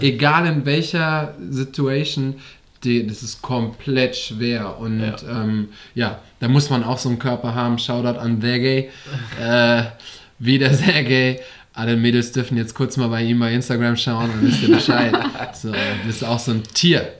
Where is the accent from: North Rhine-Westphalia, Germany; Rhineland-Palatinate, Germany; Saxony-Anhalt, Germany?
Rhineland-Palatinate, Germany; Westerwald; moved away; da habe ich noch im Westerwald gewohnt, da wo ich herkomme, Rheinland-Pfalz.